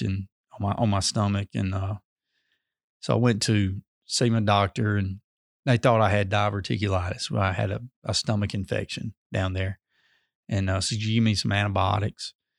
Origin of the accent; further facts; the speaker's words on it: Amory, Mississippi, United States; I'm from Amory originally, so that's my background